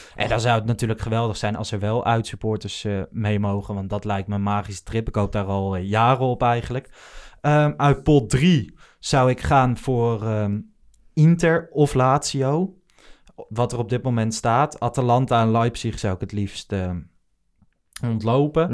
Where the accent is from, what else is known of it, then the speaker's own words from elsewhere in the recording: Achterhoek, Gelderland, Netherlands; now in Hilversum, Netherlands; Ik ben niet geboren in Amsterdam, zelfs niet in de, in de regio, opgegroeid in de Achterhoek zelfs